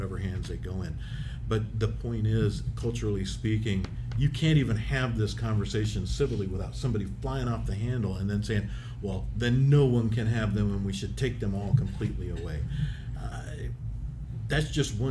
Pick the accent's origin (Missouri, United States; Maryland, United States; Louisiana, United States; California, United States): Missouri, United States; Independence; I grew up in Independence, Missouri